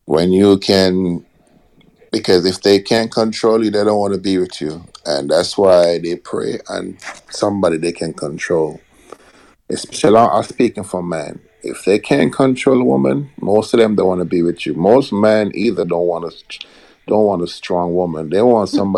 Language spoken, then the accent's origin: English; Jamaica; moved away; growing up in Jamaica